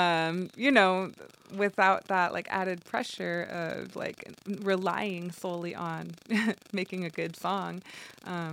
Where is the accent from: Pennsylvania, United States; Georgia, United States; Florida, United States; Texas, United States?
Texas, United States; El Paso; moved away; my hometown, like to El Paso